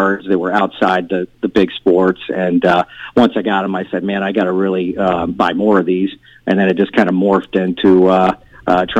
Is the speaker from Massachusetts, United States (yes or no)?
no; Orlando, Florida, United States; I'm from Orlando, Florida